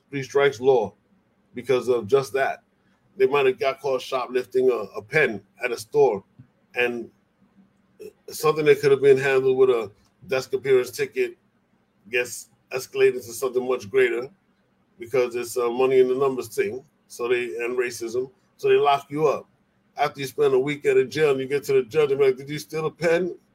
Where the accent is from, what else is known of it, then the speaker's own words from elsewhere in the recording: Puerto Rico; I'm from Puerto Rico. We, we, you know, Puerto Rico and DC, they commonwealths.